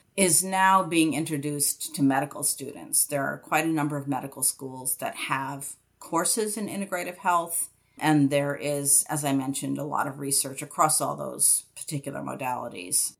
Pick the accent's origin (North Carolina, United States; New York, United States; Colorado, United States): New York, United States; outside of Albany; I grew up outside of Albany, New York